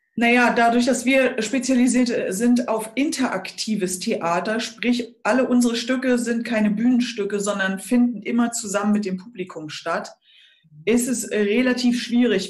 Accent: Schleswig-Holstein, Germany; bei uns in Schleswig-Holstein

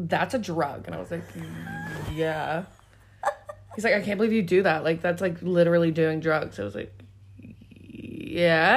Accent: Canada; now in Ireland; I'm Canadian.

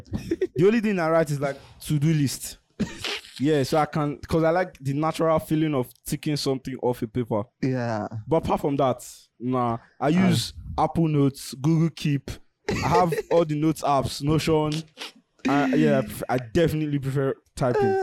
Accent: Nigeria; Living as a Nigerian, my heart rate is already up.

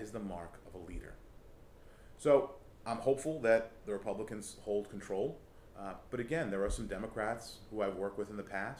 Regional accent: Rhode Island, United States; because we're from Rhode Island

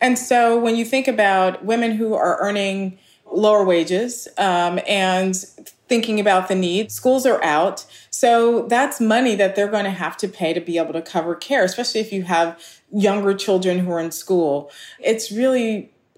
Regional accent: Los Angeles, California, United States; I grew up in Los Angeles and we're poor working class

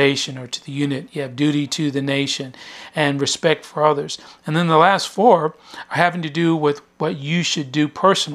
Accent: Lawton, Oklahoma, United States; moved away as an adult; I was born in Lawton, Oklahoma, which is adjacent to Fort Sill, Oklahoma, and I went through school there

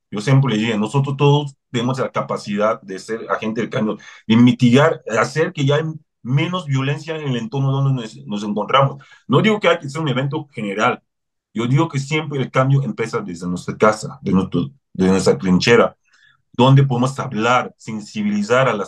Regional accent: Mexico; Yo como mexicano, ¿qué puedo hacer para que las cosas cambien?

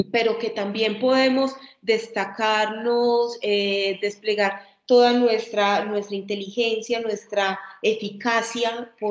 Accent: Antioquia, Colombia; particularmente de nosotras como mujeres antioqueñas, esa firmeza que es parte de nuestra cultura

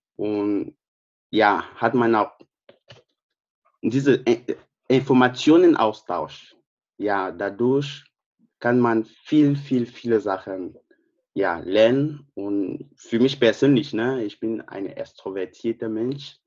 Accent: Cameroon; German is a second language; moved away as an adult; also born or lived in Wolfsburg, Germany; now in Braunschweig, Germany; ich komme aus Kamerun.

